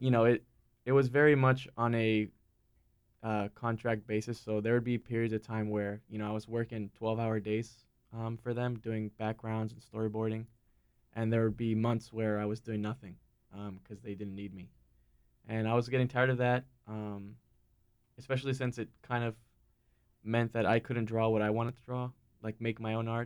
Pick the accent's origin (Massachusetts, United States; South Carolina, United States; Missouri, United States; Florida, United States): Florida, United States; Miami; moved away as an adult; also born or lived in Raleigh, North Carolina; now in North Carolina, United States; growing up in Miami